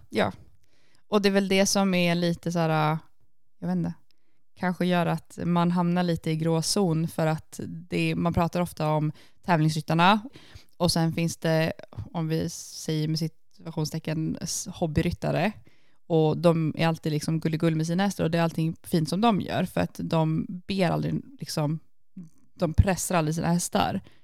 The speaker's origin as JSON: {"language": "Swedish", "country": "Sweden", "moved": "yes", "lives_now": "Iceland", "said": "hemma i Sverige"}